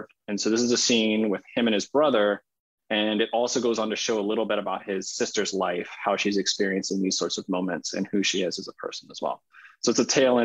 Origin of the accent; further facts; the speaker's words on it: Hawaii, United States; moved away; also born or lived in continental United States; growing up in Hawaii and leaving the islands and coming to the continental United States